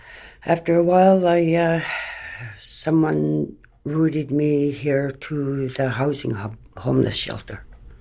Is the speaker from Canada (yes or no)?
yes; Nain, Newfoundland and Labrador, Canada; I'm from Nain, Labrador.